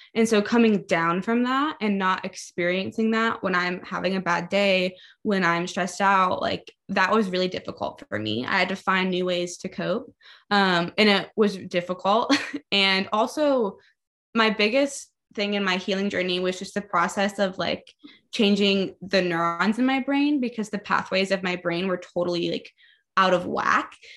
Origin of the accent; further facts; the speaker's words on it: Baltimore, Maryland, United States; I grew up in Baltimore, Maryland